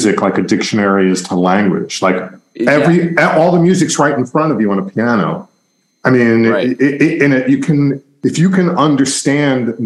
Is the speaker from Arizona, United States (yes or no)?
no; Long Island, New York, United States; I grew up outside of New York in Long Island, which is in the suburbs